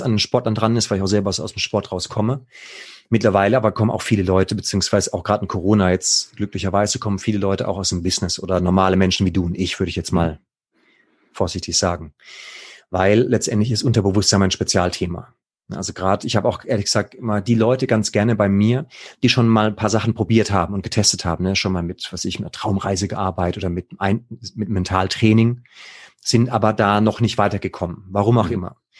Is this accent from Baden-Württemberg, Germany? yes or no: yes; Baden-Württemberg, Germany; da im Badische, da wo ich herkomme